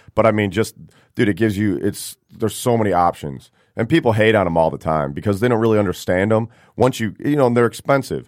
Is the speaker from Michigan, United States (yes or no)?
yes; Rochester, Michigan, United States; also born or lived in Detroit area; I grew up in Rochester, mainly